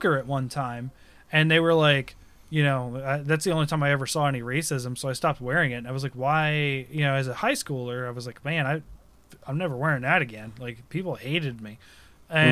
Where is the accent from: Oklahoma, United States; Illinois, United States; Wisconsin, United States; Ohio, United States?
Ohio, United States; I am from the Shawnee tribe here in Ohio. And granted, I'm a mix, obviously. But, like, I grew up in the tribe.